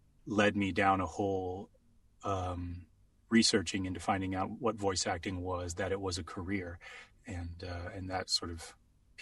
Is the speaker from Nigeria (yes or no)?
no; England, United Kingdom; moved away; I grew up in England, so different school structure.